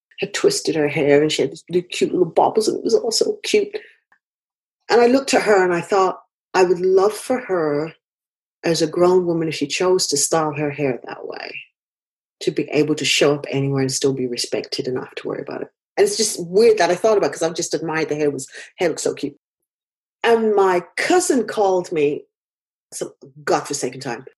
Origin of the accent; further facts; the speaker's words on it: United Kingdom; being a British person.